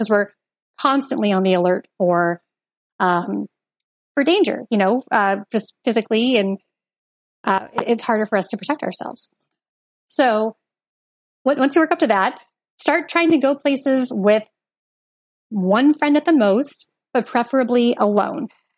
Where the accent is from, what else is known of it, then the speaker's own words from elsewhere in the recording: Portland, Oregon, United States; moved away as an adult; also born or lived in Chicago; I grew up in Portland, Oregon